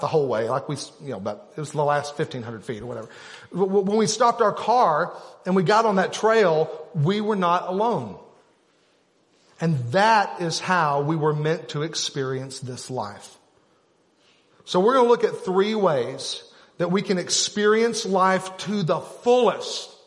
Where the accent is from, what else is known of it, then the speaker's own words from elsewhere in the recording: Arkansas, United States; We're from Arkansas